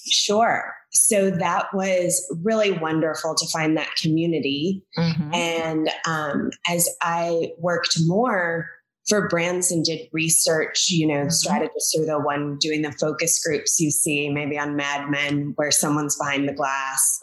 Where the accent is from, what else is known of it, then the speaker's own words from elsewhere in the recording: Kentucky, United States; moved away as an adult; also born or lived in Washington, District of Columbia, United States / Los Angeles / New York / Chicago; I grew up in Kentucky.